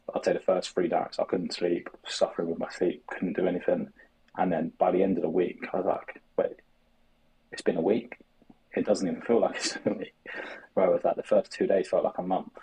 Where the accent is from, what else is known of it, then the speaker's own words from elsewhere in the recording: London, United Kingdom; I'm from South London.